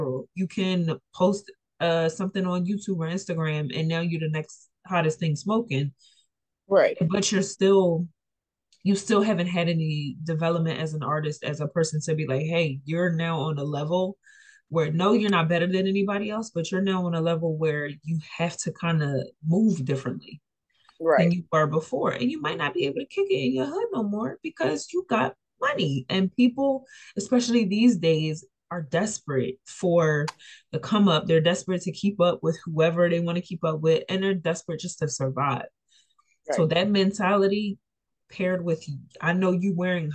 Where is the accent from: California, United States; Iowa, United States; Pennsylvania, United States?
Pennsylvania, United States; Philadelphia; I'm from Philly